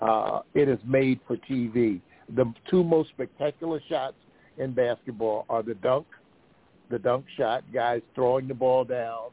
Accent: Philadelphia, Pennsylvania, United States; I grew up in Philadelphia

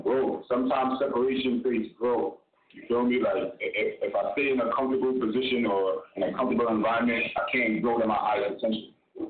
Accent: Hawaii, United States; That's my home. That's where I'm born and raised.

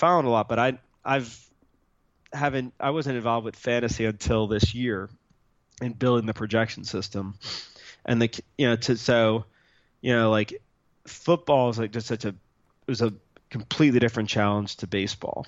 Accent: New Jersey, United States; now in Austin, United States; I grew up in New Jersey, so I'm a New York Giant fan

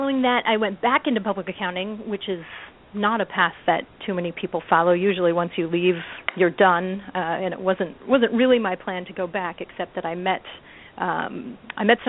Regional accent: Midwest, United States; also born or lived in San Jose, California; I'm from the Midwest

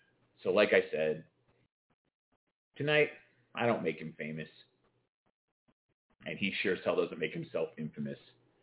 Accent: England, United Kingdom; Well, I am English.

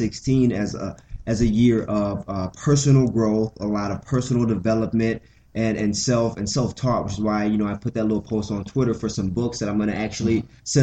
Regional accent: Rufford, outside Detroit, Michigan, United States; moved away as an adult; now in Grand Rapids, United States; I'm from the Mitten, but I'm from the east side of Michigan. So I'm from Rufford, which is a little township outside of Detroit

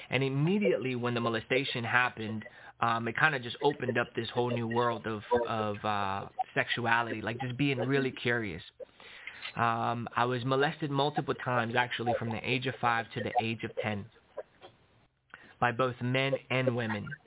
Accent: Long Island, New York, United States; born there; Yeah, so I was born in New York, Long Island, New York, from immigrant parents. My mom came from Nicaragua to New York. My dad came from El Salvador to New York.

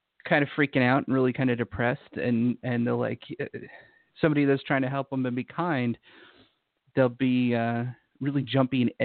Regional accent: Utah, United States; moved away; I used to live in Utah. I grew up in Utah

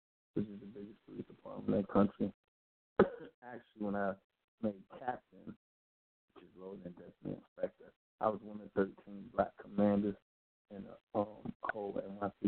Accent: New York City, New York, United States; So I was born and raised in Queens, New York

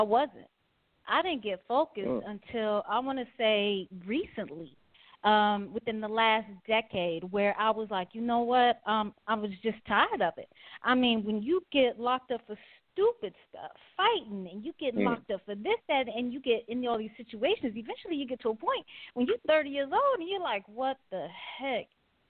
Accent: Detroit, Michigan, United States; also born or lived in Wisconsin / Oklahoma; I was born in Wisconsin, lived there like a week of my life. My mother was in the military. My dad's from Trinidad. My mom's from New Orleans. Lived in Oklahoma where my mom was stationed at for a little bit. Then was in Detroit for a lot of time with my grandmother.

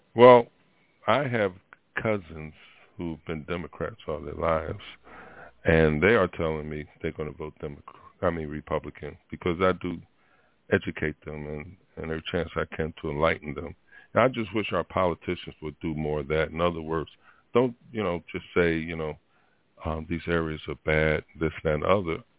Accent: Philadelphia, Pennsylvania, United States; moved away; that's my hometown, um, my birthplace

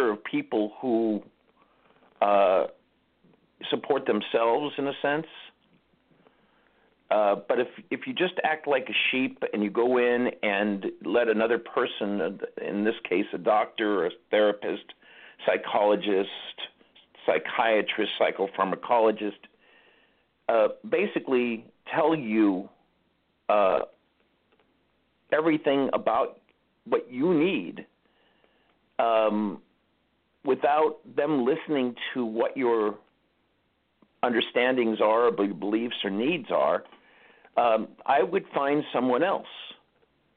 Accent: Los Angeles, California, United States; I grew up in Los Angeles.

